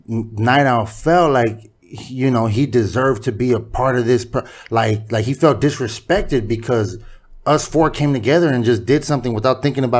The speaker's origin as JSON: {"language": "English", "town": "Hawthorne", "region": "California", "country": "United States", "said": "I'm from Hawthorne, bro. Like, there's blacks everywhere."}